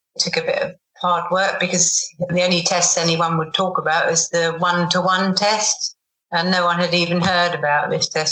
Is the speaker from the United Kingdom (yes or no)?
yes; England, United Kingdom; being English